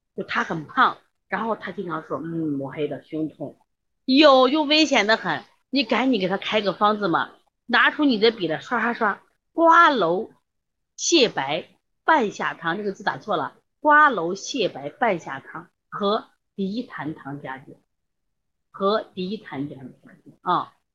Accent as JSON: {"language": "Chinese", "country": "China", "said": "我们现在中国的胖子"}